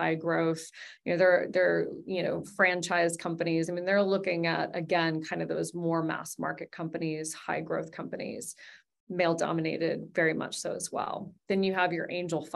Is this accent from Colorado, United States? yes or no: no; Wyoming, United States; My parents, they designed a sandbox for us in our backyard in Wyoming